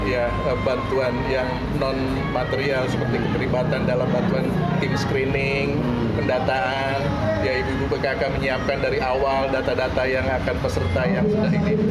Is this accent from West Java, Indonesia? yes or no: yes; Depok, West Java, Indonesia; Uh, kita ini emang orang Depok ya. Saya yeah. sebagian bagian uh, eh, orang Depok.